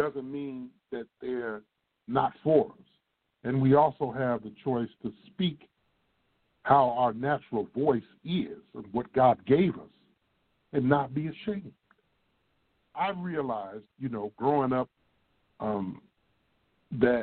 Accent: Midwest, United States; accent: Midwest; now in Texas, United States; we talk like we're from the Midwest. That's where we're from

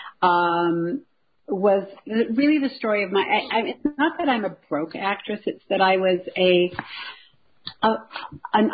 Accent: Glasgow, Scotland, United Kingdom; moved away; also born or lived in Toronto; I'm from Glasgow, Scotland

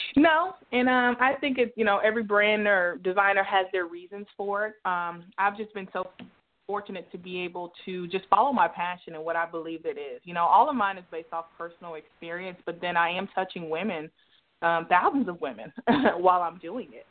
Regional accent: Dallas, Texas, United States; I'm born and raised in Dallas

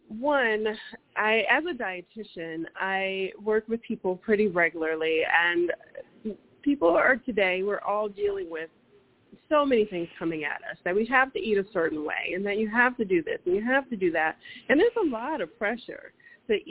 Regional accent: the South, United States; And growing up in the South, we always had access to it, and that was one of my favorites.

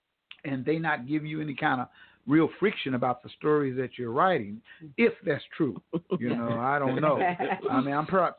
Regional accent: Tulsa, Oklahoma, United States; I was born and raised in Tulsa

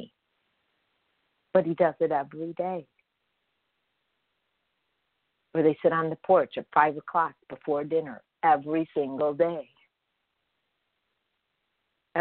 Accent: Chicago, Illinois, United States; I grew up in Chicago on a block, never moved.

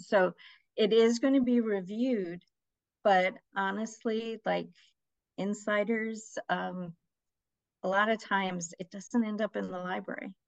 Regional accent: New York, United States; also born or lived in Nawabganj, India / Michigan; I was born in Nawabganj, India, but I was raised mostly in America. I came to America when I was 3 years old. So we started out in Michigan. And then most of my life, I've been in New York, Queens, New York

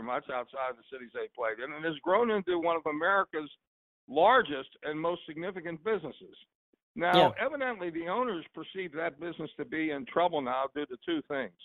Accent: Pittsburgh, Pennsylvania, United States; When you and I were growing up in the Pittsburgh area

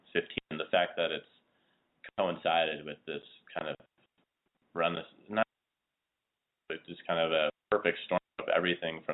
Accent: Illinois, United States; also born or lived in Lisle, Illinois; I'm from Illinois

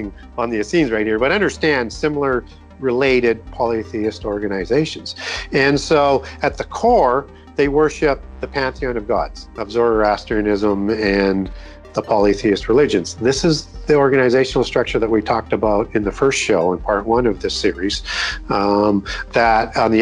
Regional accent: Canada; When I was growing up in Canada, we used to see on CBC News, which is the national channel, which everybody watched every night.

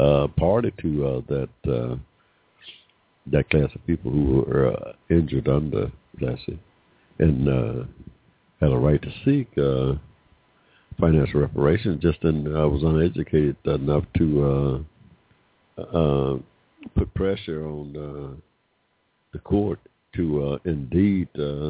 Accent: Georgia, United States; born there; I was born here in Georgia in 1945 with no 14th Amendment rights

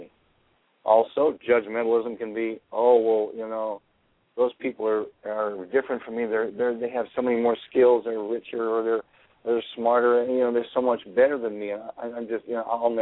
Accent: Chicago, Illinois, United States; Growing up in Chicago gave me that, partially because I was around all kinds of different people.

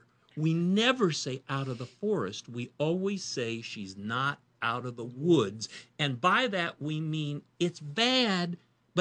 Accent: Indiana, United States; moved away as an adult; now in North Carolina, United States; I'm from Indiana, grew up in Indiana, spent my first 20 years in Indiana

